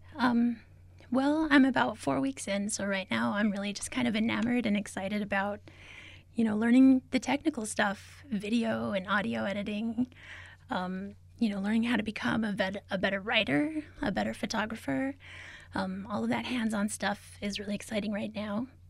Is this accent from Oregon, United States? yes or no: no; Albuquerque, New Mexico, United States; also born or lived in Zuni Pueblo / Isleta Pueblo; I am from, uh, Zuni Pueblo, as well as Isleta Pueblo. Um, I grew up here in Albuquerque, though